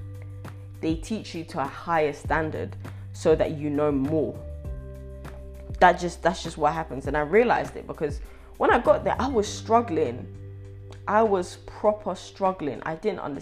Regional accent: London, United Kingdom; accent: British; also born or lived in Ghana; I'm British

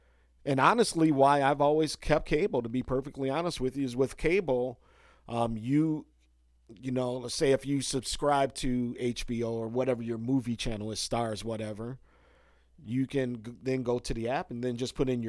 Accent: Chicago, Illinois, United States; I'm from Hardos. Chicago originally, so, you know, I'll sit around and watch a few innings of a Cubs game or something like that.

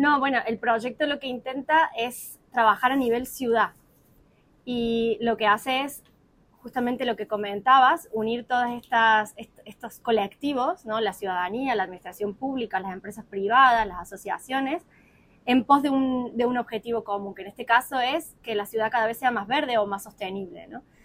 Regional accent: Córdoba, Argentina; moved away as an adult; now in Málaga, Spain; Nosotros somos Córdoba de la Nueva Andalucía

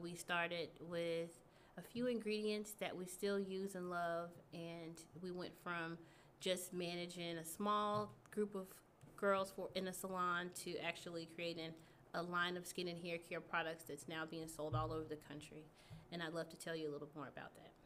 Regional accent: Texarkana, Texas, United States; moved away as an adult; now in Houston, United States; I'm from East Texas. Okay. I'm from Texarkana

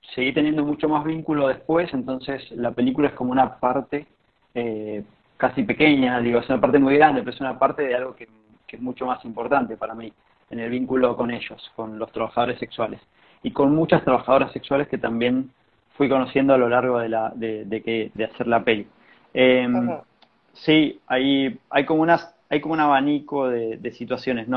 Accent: San Juan, Argentina; moved away as an adult; now in Buenos Aires, Argentina; Yo, soy de San Juan

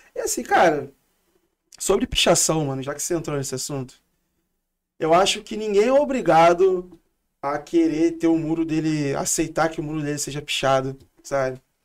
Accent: Rio de Janeiro, Brazil; Vem de Realengo, da zona oeste, sou cria mesmo de lá. E moro ainda

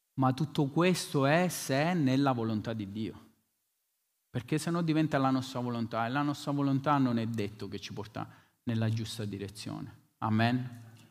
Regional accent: Bronte, Sicily, Italy; venivamo da Bronte, Bronte, il mio paese a Follonica

